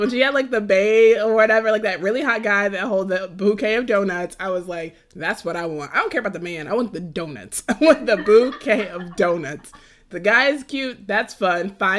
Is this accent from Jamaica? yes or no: yes; Jamaica; I'm Jamaican and I'm also vegan